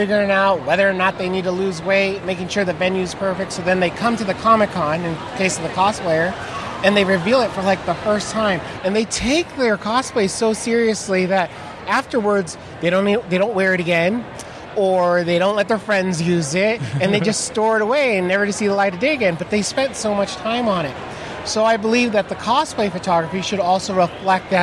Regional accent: Southern California, United States; now in Tucson, United States; I'm originally from Southern California, and I've been in Tucson about the last 8

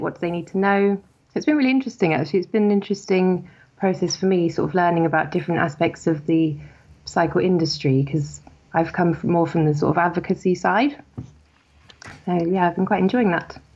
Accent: Somerset, South West England, United Kingdom; moved away as an adult; also born or lived in Cardiff; now in London, United Kingdom; my hometown in Somerset

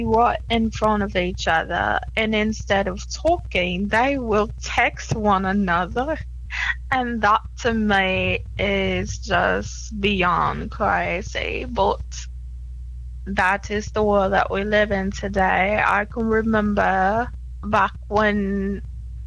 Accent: London, United Kingdom; I am from London

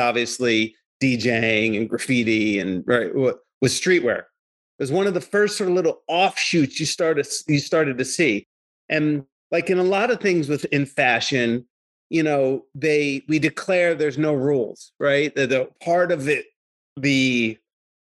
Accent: Lakewood, United States; I was this kid from Lakewood that grew up sort of middle class.

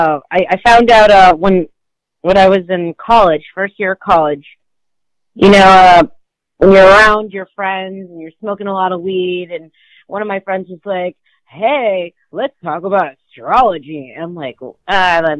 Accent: United States; I'm more American than most Chinese people

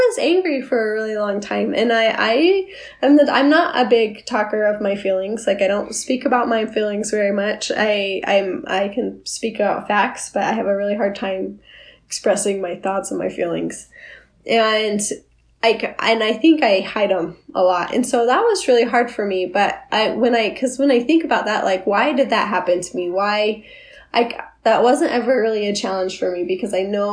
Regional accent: Orem, Utah, United States; I lived a really sheltered life. I grew up in Orem.

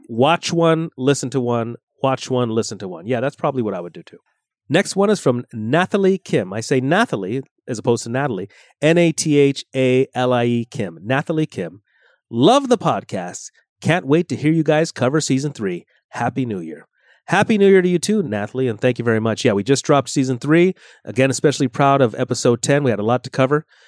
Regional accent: Los Angeles, California, United States; I was born and raised in California

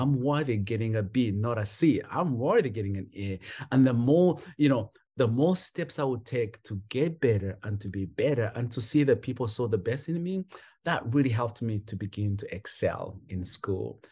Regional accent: Kampala, Central Region, Uganda; moved away as an adult; also born or lived in England / Rwanda; now in North Carolina, United States; was a street kid for most of my years in Kampala

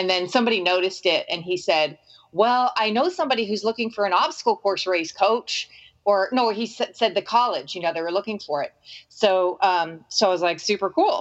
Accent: Arizona, United States; moved away; also born or lived in Bandon; Arizona is my hometown

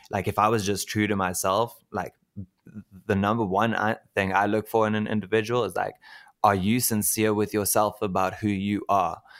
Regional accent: Cape Town, Western Cape, South Africa; moved away as an adult; now in Pretoria, South Africa; Move back to Cape Town. I'm actually from Cape Town

